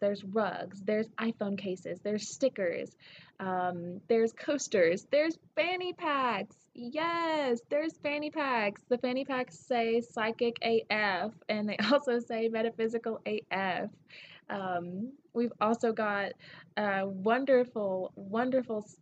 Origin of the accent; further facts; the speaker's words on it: Tennessee, United States; accent: southern; now in Denver, United States; I'm from Tennessee